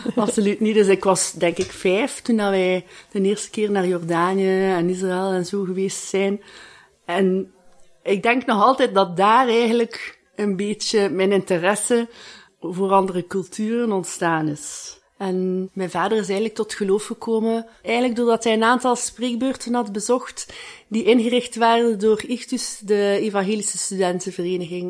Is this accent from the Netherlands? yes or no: no; Ghent, Flanders, Belgium; ik kom uit Gent.